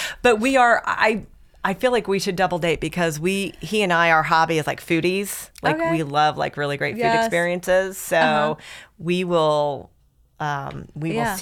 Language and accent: English; Midwest, United States; moved away as an adult; also born or lived in Connecticut; now in Atlanta, United States; We grew up in the Midwest